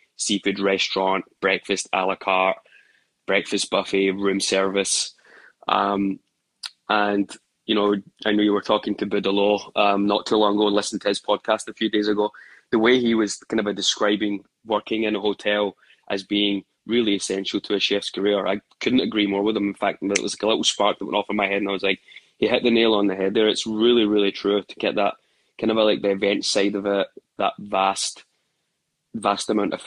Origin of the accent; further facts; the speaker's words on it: Glasgow, Scotland, United Kingdom; moved away as an adult; also born or lived in Australia; now in New York, United States; growing up in Glasgow